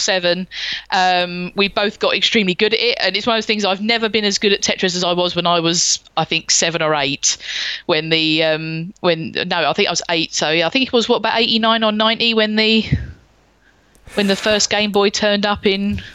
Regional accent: London, United Kingdom; I was born in 1983 and I grew up in the suburbs of South London.

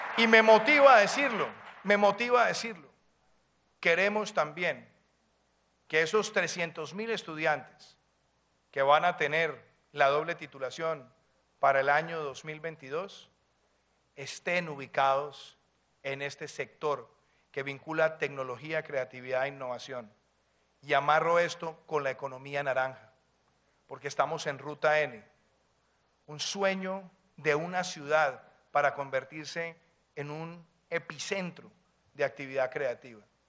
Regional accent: Colombia; mi tierra

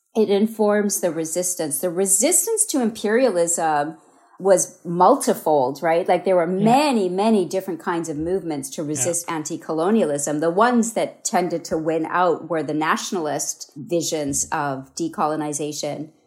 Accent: Canada; moved away as an adult; also born or lived in India; now in Hawaii, United States; I was only five when we moved to Canada

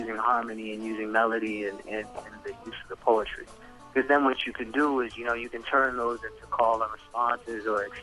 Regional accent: Hampton Roads, Virginia, United States; the Hampton Roads area, Virginia Beach, Norfolk? Yep. Newport News, yeah. So that's home.

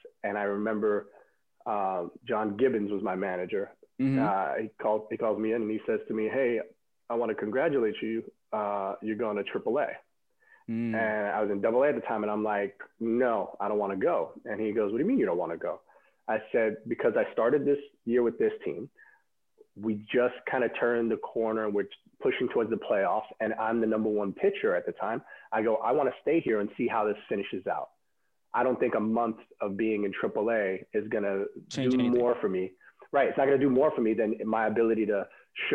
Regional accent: New York City, New York, United States; a kid growing up in Brooklyn, who's a Mets fan

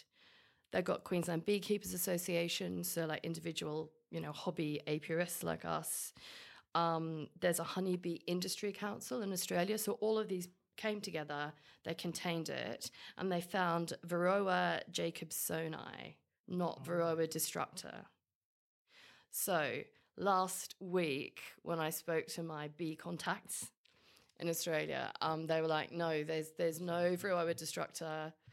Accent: London, United Kingdom; Because I'm a Londoner.

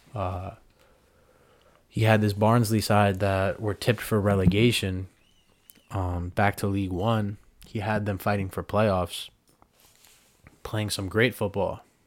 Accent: United States; being an American

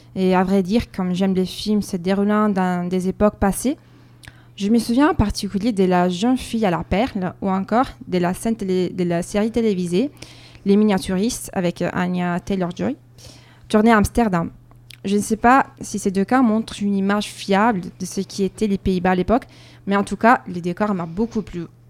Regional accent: Verona, Veneto, Italy; French is a second language; moved away as an adult; now in Bordeaux, France; ma ville natale, Vérone

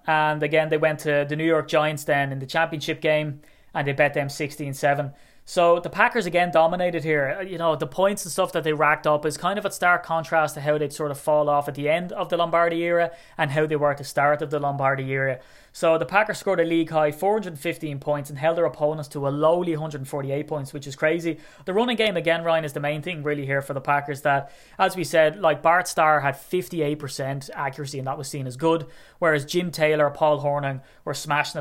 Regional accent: Ireland; I'm Irish

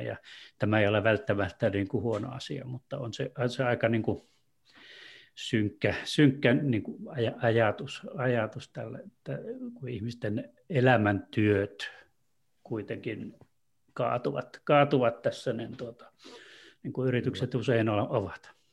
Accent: Torne Valley, Lapland, Finland; Tornionjokilaaksosta, eli sieltä, mistä mä oon kotoisin

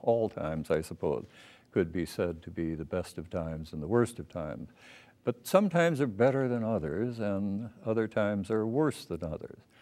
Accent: Minneapolis, Minnesota, United States; I was born in Minneapolis

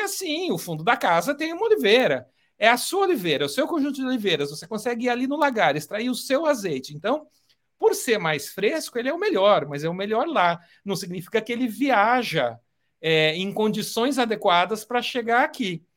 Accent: Brazil; como brasileiro

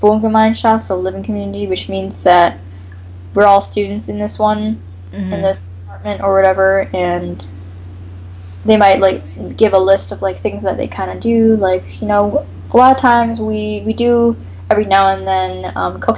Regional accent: Canada; first language English; also born or lived in United States; I come from Canada

